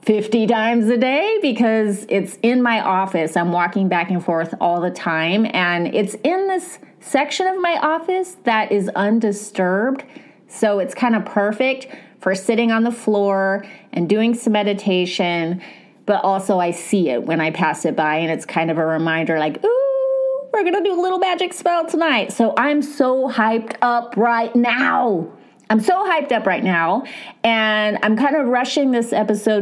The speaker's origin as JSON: {"language": "English", "region": "California", "country": "United States", "said": "I'm American. I'm a California girl"}